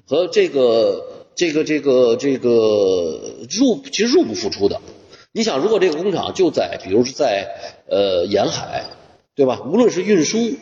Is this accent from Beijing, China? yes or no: yes; Beijing, China; 我小时候就是在这个浙江村儿